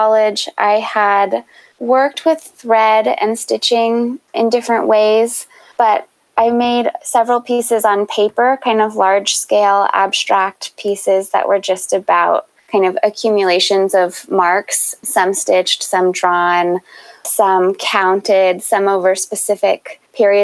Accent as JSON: {"language": "English", "town": "Baltimore", "region": "Maryland", "country": "United States", "tie": "born or raised there", "also_born_or_lived": "Chicago", "moved": "as an adult", "said": "I grew up in Baltimore and had the good fortune of attending Baltimore School for the Arts for high school."}